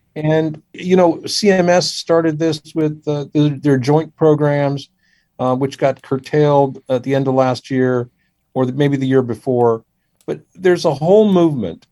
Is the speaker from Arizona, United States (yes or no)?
no; Washington, District of Columbia, United States; also born or lived in India; I grew up in the Washington D.C. area